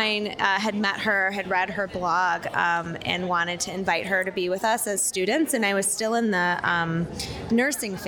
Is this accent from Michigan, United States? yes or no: yes; Ann Arbor, Michigan, United States; moved away as an adult; now in Chicago, United States; I grew up in Ann Arbor